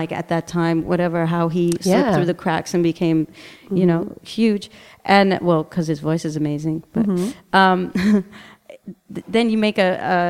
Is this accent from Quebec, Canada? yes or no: no; Toronto, Ontario, Canada; now in Berlin, Germany